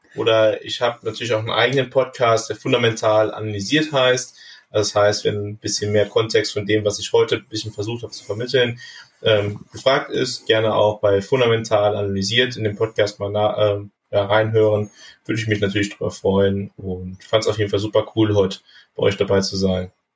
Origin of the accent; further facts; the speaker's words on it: Bergisch Gladbach, North Rhine-Westphalia, Germany; meiner Heimatstadt Bergisch Gladbach. Das ist in, im Rheinland, ja.